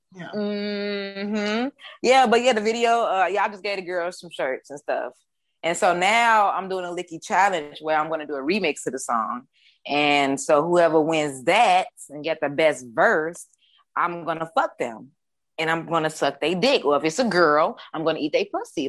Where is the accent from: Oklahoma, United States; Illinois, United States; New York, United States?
Illinois, United States; Chicago; I am from Chicago, the East Side.